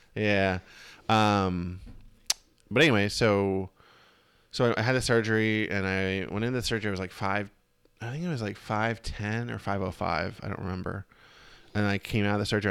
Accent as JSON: {"language": "English", "town": "Reading", "region": "Pennsylvania", "country": "United States", "tie": "born or raised there", "moved": "yes", "said": "I just went to one in my hometown"}